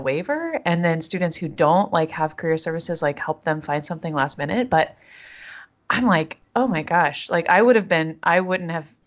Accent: North Carolina, United States; growing up in North Carolina

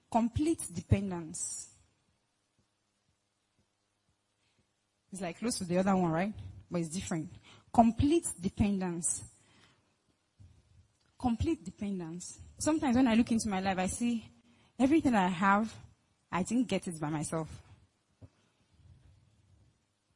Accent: Lagos, Nigeria; I'm from Lagos

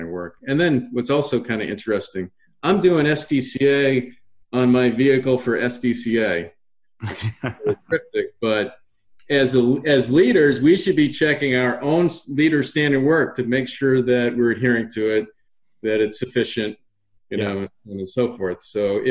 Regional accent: Massachusetts, United States; I grew up in Massachusetts

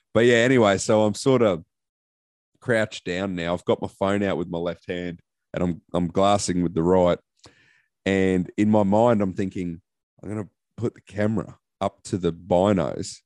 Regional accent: Queensland, Australia; I'm a Queenslander.

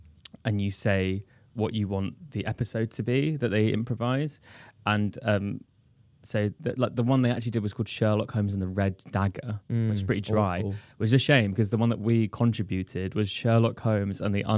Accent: India; For people listening, I'm Indian.

